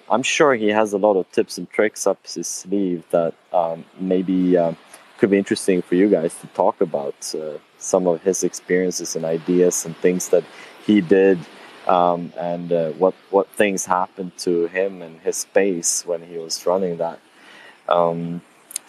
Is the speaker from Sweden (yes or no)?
yes; Sweden; moved away; I'm from Sweden, but I don't live there anymore